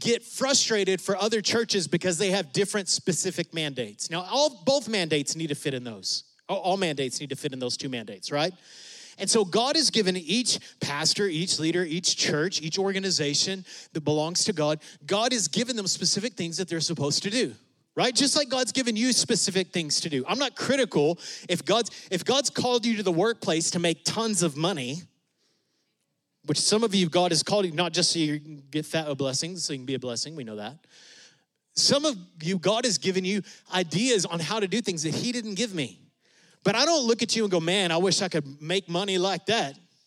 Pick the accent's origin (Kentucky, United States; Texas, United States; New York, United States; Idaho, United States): Texas, United States; West; we're from West Texas